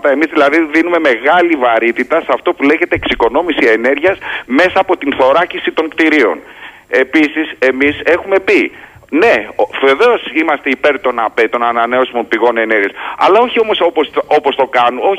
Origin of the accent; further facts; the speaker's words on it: Heraklion, Crete, Greece; Είμαι από το Ηράκλειο.